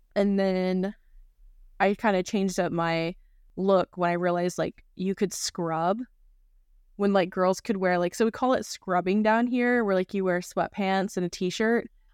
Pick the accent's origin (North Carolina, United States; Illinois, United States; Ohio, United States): North Carolina, United States; growing up in North Carolina